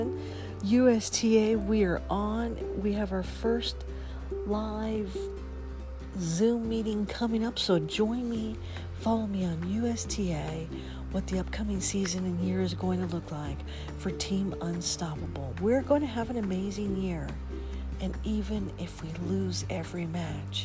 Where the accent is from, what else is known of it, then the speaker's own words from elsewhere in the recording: California, United States; moved away; I am from California. That is my home sweet home.